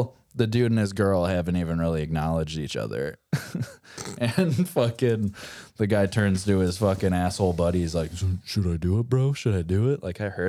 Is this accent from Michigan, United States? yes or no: yes; Warren, Michigan, United States; my hometown, Warren, Michigan